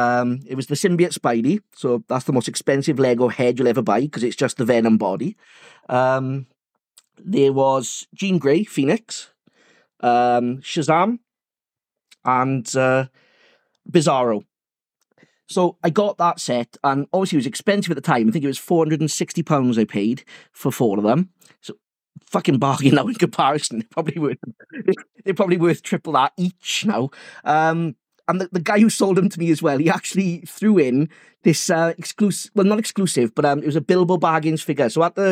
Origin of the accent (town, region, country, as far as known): England, United Kingdom